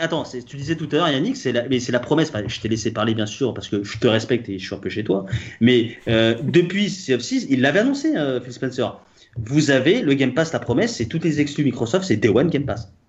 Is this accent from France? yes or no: yes; Paris, Île-de-France, France; je suis français, parisien